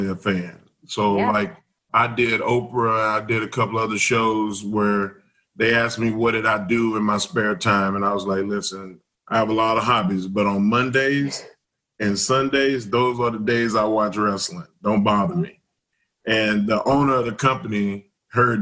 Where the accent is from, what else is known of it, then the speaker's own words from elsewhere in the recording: Southeast Texas, United States; I grew up in Southeast Texas, and we didn't have a lot of other chicken places.